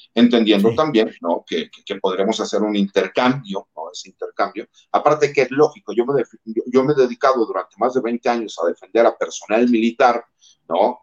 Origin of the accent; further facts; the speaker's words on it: Mexico; como mexicanos, más del ambiente donde yo vengo, que es el ambiente militar